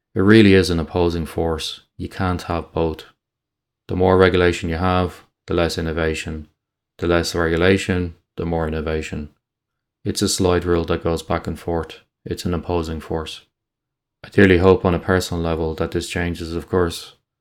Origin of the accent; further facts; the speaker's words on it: Ireland; in Ireland, we don't like people getting above their station